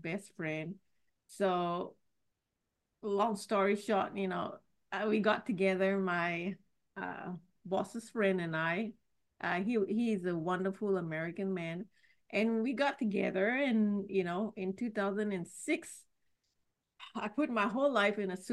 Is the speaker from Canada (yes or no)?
no; Singapore; I was born and raised in Singapore